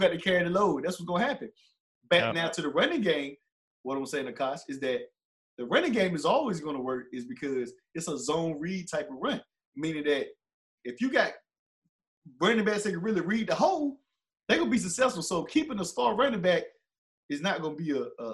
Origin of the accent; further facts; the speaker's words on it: North Carolina, United States; I'm from Tarpon, North Carolina